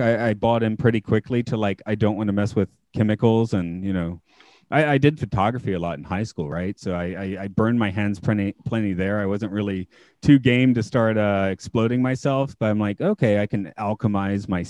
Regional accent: Atlanta, Georgia, United States; now in Japan; I'm from Atlanta. We have a very large Vietnamese community

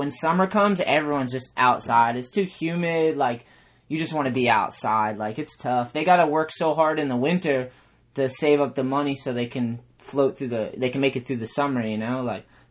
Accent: East Coast, United States; growing up on the East Coast, being a skateboarder

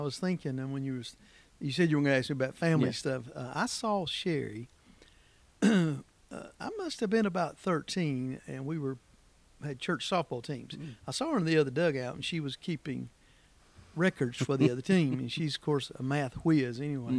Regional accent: Seagrove, North Carolina, United States; Seagrove, North Carolina

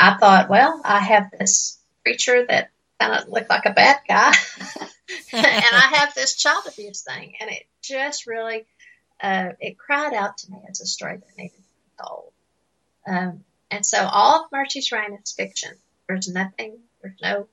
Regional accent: Appalachian Mountains, United States; accent: Appalachian; I was raised in the Appalachian Mountains

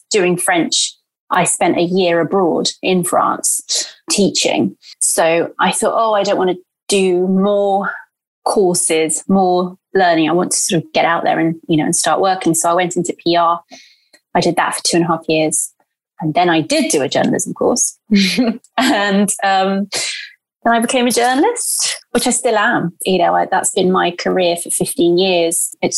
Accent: Bristol, South West England, United Kingdom; English is a second language; also born or lived in Santos, São Paulo, Brazil; I was born in Brazil and I grew up there until I was about 8 and a half in a town called Santos, which is in São Paulo, in the state of São Paulo. And I had a lovely childhood. And then when I was 8 and a half, we moved to Bristol City in England. And from then on, that's where I grew up

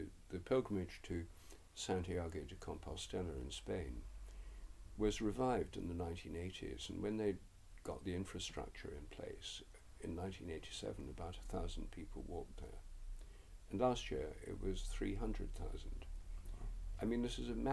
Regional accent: England, United Kingdom; I'm English

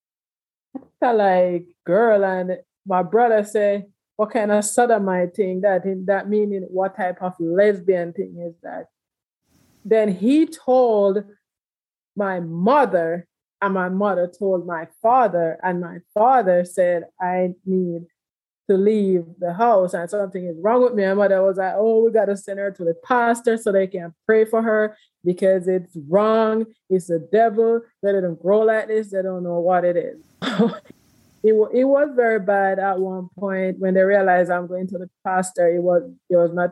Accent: Jamaica; moved away as an adult; also born or lived in Houston, Texas / DMV area; now in United States; I'm originally from Jamaica, and I'm the last child of six. I grew up in a very big family. I came out at the age of 15 in Jamaica

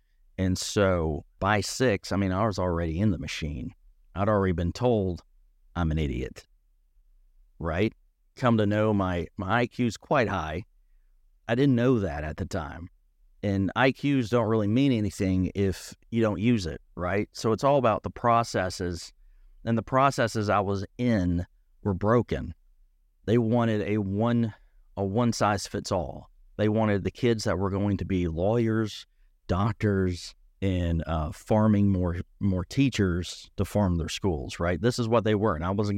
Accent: Tennessee, United States; growing up in East Tennessee, being a theater student, you can imagine

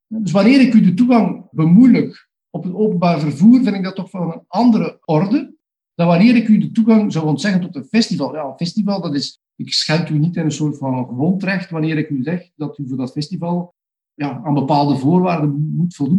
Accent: Flanders, Belgium; bij ons in Vlaanderen en België

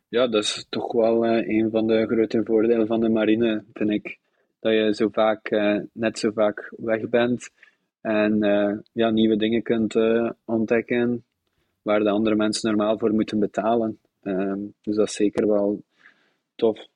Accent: Zottegem, Flanders, Belgium; moved away as an adult; also born or lived in Brussels / Zeebrugge / Bruges; now in Netherlands; geboren in Zottegem.

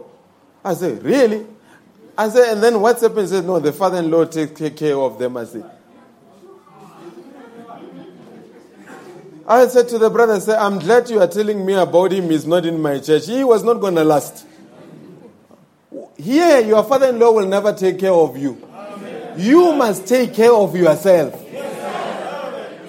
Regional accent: South Africa

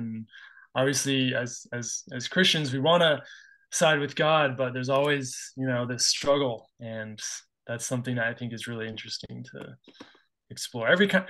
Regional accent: New England, United States; now in Utah, United States; I'm from New England, originally, currently living in Utah.

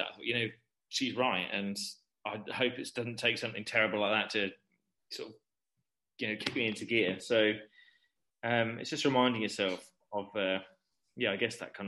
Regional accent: Hickling, East of England, United Kingdom; grew up in Norfolk, but I was about, where my parents live, is about 20 miles away from Norwich, and it's literally in the middle of nowhere, like in a field.

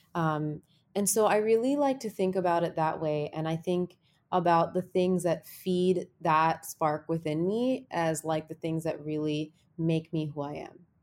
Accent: New Jersey, United States; I grew up in New Jersey

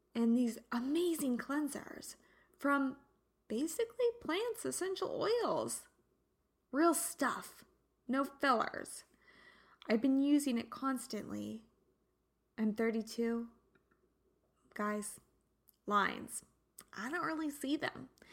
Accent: United States; now in Santa Barbara, United States; We're an American

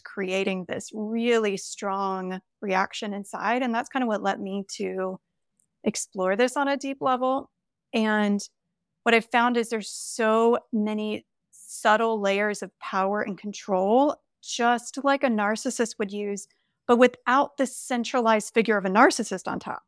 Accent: the South, Southern United States, United States; when we moved back to my hometown a few years ago, and I was confronted with all of the, like, Southern religious, cultural kind of stuff that I was surrounded with growing up

